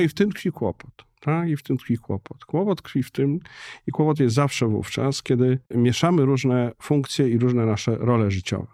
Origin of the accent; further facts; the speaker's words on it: Warsaw, Masovian Voivodeship, Poland; dla mnie jako warszawiaka od pokoleń